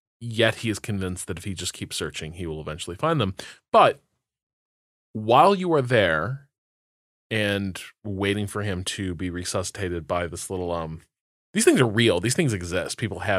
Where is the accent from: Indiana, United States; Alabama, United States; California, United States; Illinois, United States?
Indiana, United States; so I grew up in Northwest Indiana, and like in some ways a very sort of secular place, but also there's still pockets of like deeply religious people.